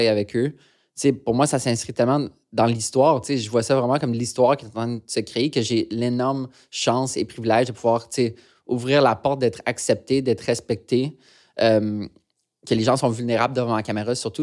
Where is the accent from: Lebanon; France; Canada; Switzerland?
Canada; Montreal, Quebec; on a grandi dans le West Island de Montréal